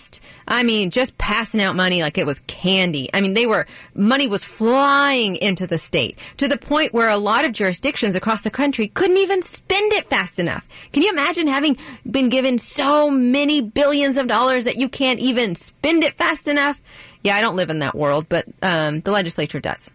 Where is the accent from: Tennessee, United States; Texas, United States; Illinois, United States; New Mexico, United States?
Texas, United States; moved away as an adult; now in Maryland, United States; I was born and raised in Texas